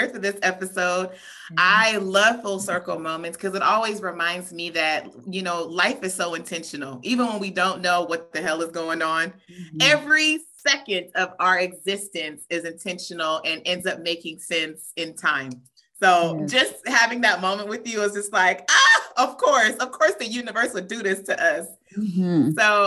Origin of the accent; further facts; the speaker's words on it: Southern California, United States; also born or lived in Orlando, Florida; I was born in Florida, raised in Southern California